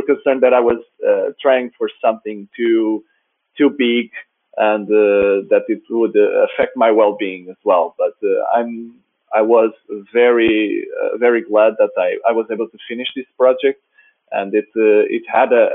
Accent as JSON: {"language": "English", "country": "Portugal", "said": "I'm from Portugal."}